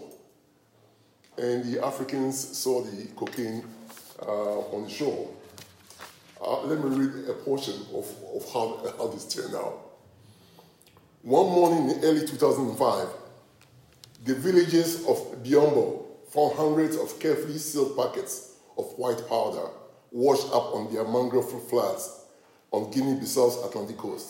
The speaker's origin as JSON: {"language": "English", "country": "Ghana", "said": "I'm from Ghana"}